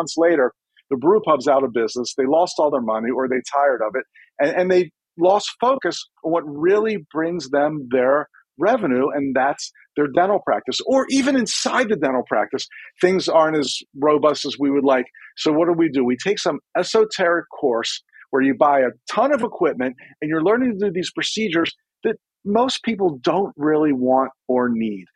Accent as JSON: {"language": "English", "region": "Maryland", "country": "United States", "said": "I'm from Maryland, which nobody's sure if we're a Southern state or a Northern state."}